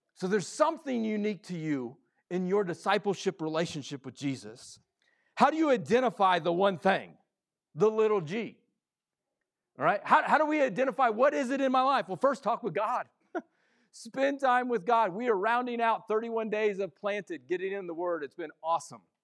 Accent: Midwest, United States; I come from the Midwest sports area

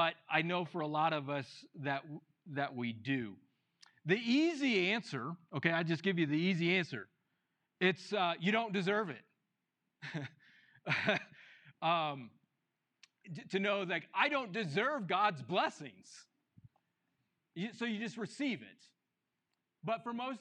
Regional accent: New Mexico, United States; the people from New Mexico, we know

